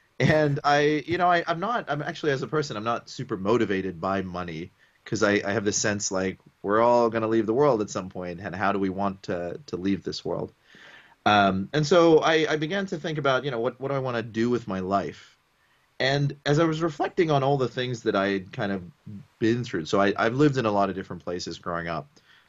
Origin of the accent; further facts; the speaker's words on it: Botswana; also born or lived in Sri Lanka / Papua New Guinea; And then I grew up in Botswana at a time when South Africa was going through apartheid.